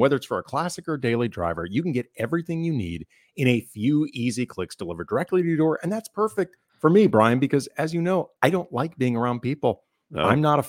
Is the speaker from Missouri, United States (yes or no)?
yes; St. Louis, Missouri, United States; moved away; I didn't grow up in this. Like, you know, we're from St. Louis. St. Louis is not an NBA city. So I didn't become a Laker fan until I moved out here in the early 90s.